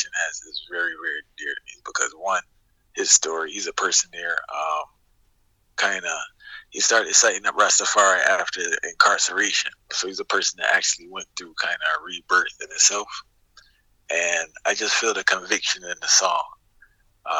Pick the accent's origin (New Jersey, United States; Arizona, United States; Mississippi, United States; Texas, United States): New Jersey, United States; East Orange; I was born in New Jersey, so I was raised in a place called East Orange